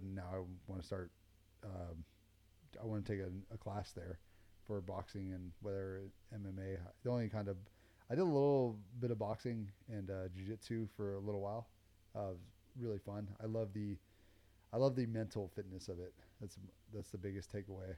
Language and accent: English; Palmdale, California, United States; I grew up in Palmdale, Lancaster, not the greatest neighborhood